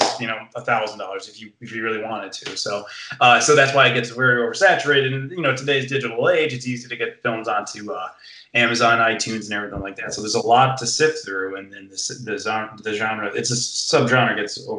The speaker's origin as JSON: {"language": "English", "town": "Scranton", "region": "Pennsylvania", "country": "United States", "also_born_or_lived": "New York City", "moved": "yes", "said": "I'm originally from Scranton, Pennsylvania."}